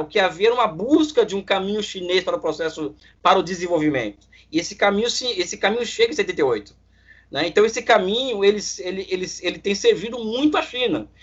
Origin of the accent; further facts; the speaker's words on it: Brazil; eu, como brasileiro